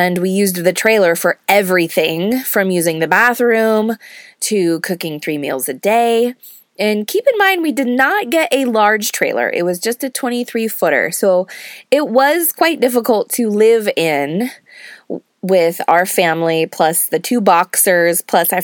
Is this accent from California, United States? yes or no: yes; California, United States; moved away as an adult; now in Georgia, United States; both of us being born and raised in California and never having lived outside the state